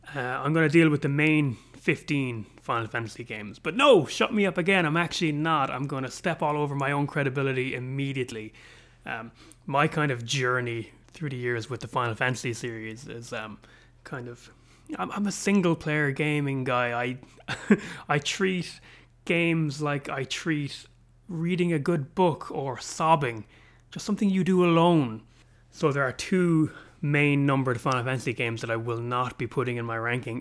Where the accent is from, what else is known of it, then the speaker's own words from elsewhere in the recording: Ireland; an Irishman living in Europe